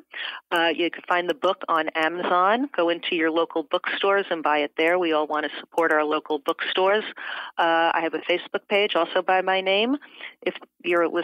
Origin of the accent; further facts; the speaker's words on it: New York City, New York, United States; moved away as an adult; also born or lived in San Francisco / Madrid, Spain; I'm from Brooklyn, New York